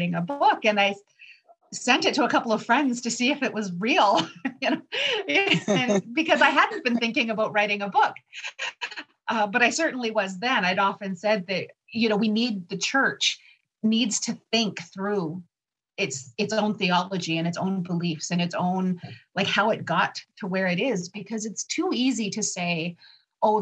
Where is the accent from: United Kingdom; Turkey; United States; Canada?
Canada; Lac Seul First Nation, Ontario; now in Niagara region, Canada; I'm from Lac Seul First Nation, currently living in the Niagara region